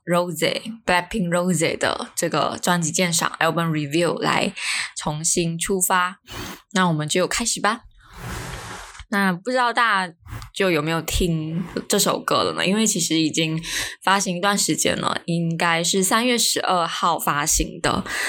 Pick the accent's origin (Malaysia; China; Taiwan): Malaysia; 因为我在，我们在马来西亚